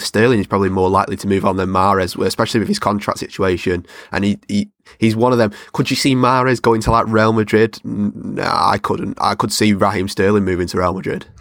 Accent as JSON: {"language": "English", "town": "Salford", "region": "North West England", "country": "United Kingdom", "said": "I'm from Salford, it's predominantly red area"}